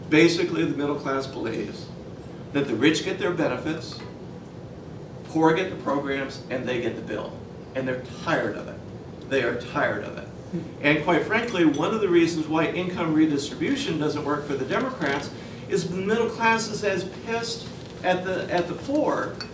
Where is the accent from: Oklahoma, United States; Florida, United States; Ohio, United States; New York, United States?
Oklahoma, United States; What I consider my home state, I was, grew up as an Army brat, but what I consider my home state of Oklahoma had an eight-point drop-off of turnout from 2008